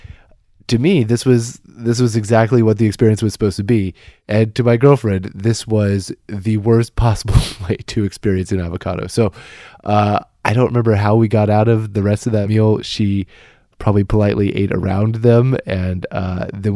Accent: Kansas, United States; moved away as an adult; I grew up in Kansas

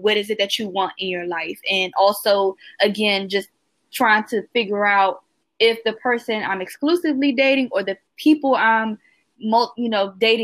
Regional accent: Washington, District of Columbia, United States; I'm from Washington, D.C. in the United States

